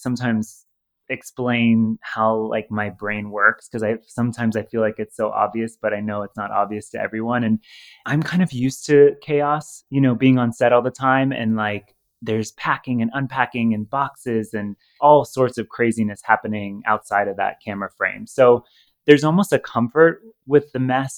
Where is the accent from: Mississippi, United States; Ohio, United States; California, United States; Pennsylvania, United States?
Ohio, United States; moved away; Growing up in Ohio with Midwestern values